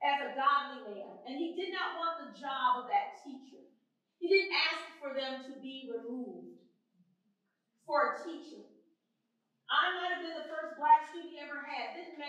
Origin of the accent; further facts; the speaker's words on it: Lansing, Michigan, United States; I was bused from West Lansing to Fairview Elementary on the east side of Lansing